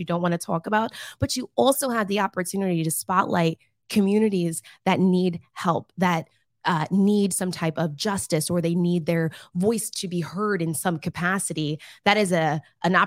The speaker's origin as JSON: {"language": "English", "town": "Lehigh Acres", "region": "Florida", "country": "United States", "tie": "born or raised there", "also_born_or_lived": "New York City / Atlanta / Los Angeles / Tampa", "said": "This is my hometown, Southwest Florida. I grew up in Lehigh Acres"}